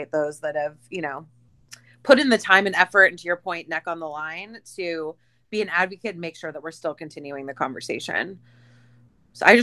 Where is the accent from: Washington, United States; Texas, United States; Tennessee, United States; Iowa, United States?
Iowa, United States; I'm Iowa